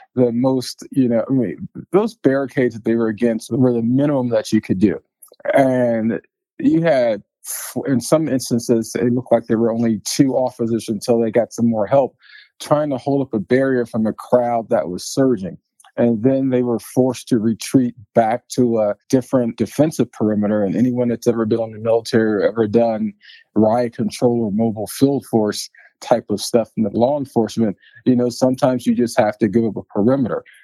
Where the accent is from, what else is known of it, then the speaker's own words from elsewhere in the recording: Washington, District of Columbia, United States; now in Colorado, United States; growing up in Southeast D.C.